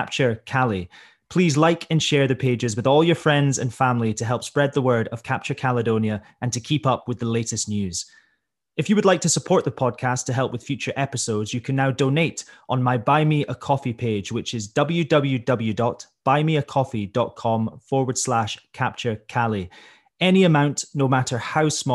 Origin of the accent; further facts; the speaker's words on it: Banchory, Scotland, United Kingdom; my hometown of Banbury